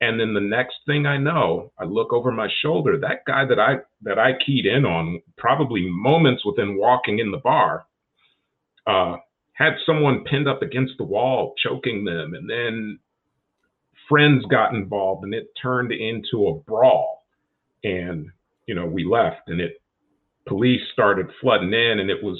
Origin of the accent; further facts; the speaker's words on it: Chicago, Illinois, United States; I'm from Chicago as well